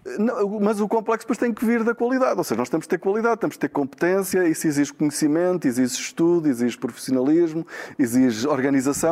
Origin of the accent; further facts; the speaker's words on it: Braga, Norte, Portugal; eu sou de Braga